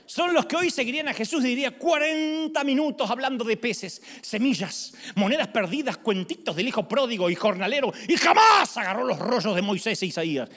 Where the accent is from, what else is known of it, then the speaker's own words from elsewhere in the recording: Argentina; soy argentino